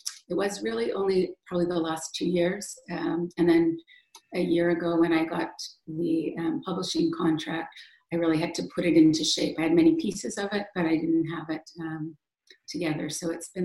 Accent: Western Canada, Canada; moved away; I grew up in Western Canada

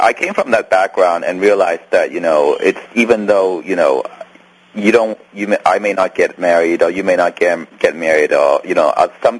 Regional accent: Canada; because I'm also Canadian, so, you know, we have...

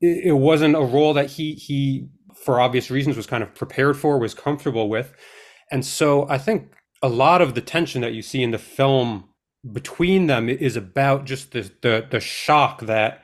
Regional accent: Long Island, New York, United States; We grew up mostly in Long Island, New York

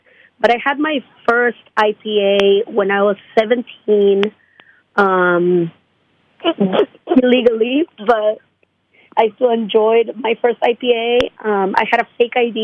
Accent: Lima, Peru; now in United States; I'm from Lima, Peru

